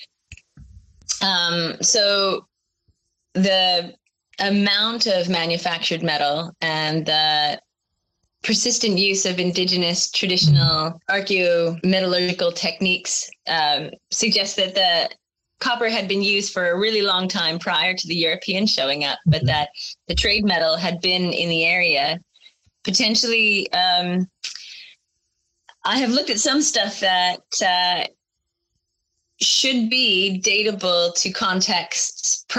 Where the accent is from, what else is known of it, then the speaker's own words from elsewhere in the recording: Canada; moved away as an adult; also born or lived in Sheffield; growing up in Canada